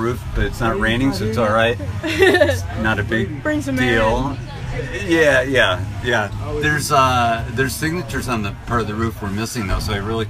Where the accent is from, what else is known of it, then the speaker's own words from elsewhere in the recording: Connecticut, United States; another girl from New England, because I'm from Connecticut.